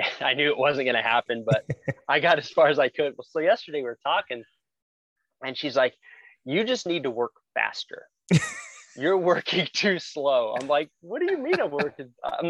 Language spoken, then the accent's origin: English; Glendale, Arizona, United States; I'm a native to Arizona. I was born and raised in Glendale